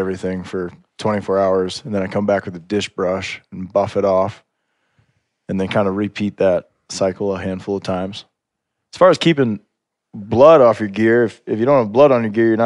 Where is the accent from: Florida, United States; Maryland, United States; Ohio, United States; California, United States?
Ohio, United States; now in Montana, United States; I grew up in Ohio hunting deers